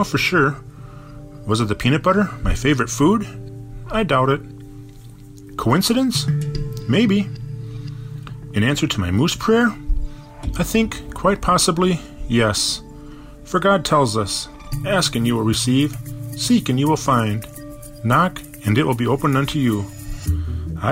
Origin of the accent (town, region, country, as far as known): Bloomington, Minnesota, United States; born or raised there